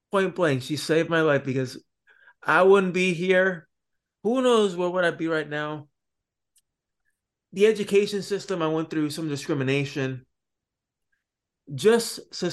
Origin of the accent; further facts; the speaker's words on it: Florida, United States; also born or lived in Puerto Rico; I actually was born in Puerto Rico, and then I went to uh, Florida. Then I was there for a couple years until I was about eight years old.